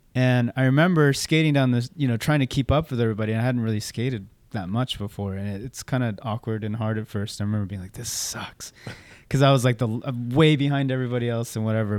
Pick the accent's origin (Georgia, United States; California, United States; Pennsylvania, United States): California, United States; Orange County; also born or lived in San Luis Obispo / Santa Barbara / Gardena / Torrance; ended up making our way down to Orange County, uh, when I was, like, in fourth grade